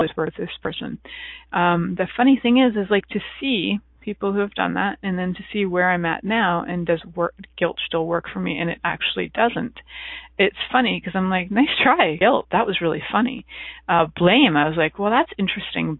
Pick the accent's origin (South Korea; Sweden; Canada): Canada; I'm from Canada